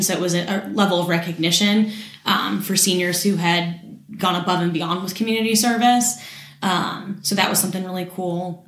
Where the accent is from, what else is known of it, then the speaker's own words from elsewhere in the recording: Morgantown, West Virginia, United States; I was born and raised in Morgantown